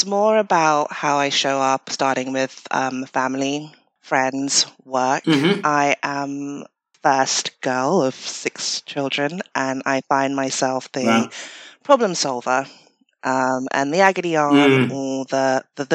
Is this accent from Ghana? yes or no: yes; Ghana; moved away; I grew up in Ghana